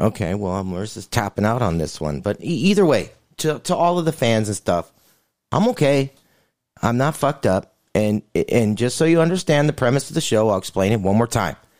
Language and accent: English; California, United States; tell them I'm from California.